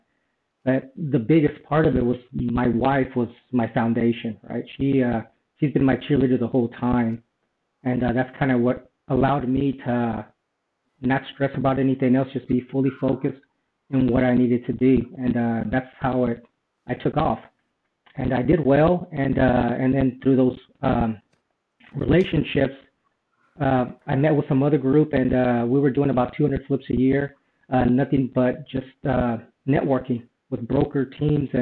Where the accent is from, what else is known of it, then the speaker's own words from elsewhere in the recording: East Texas, United States; moved away as an adult; also born or lived in Houston, Texas; now in San Diego, United States; I'm actually from Houston, Texas, but I grew up in East Texas when I was younger, and I moved to San Diego in 2001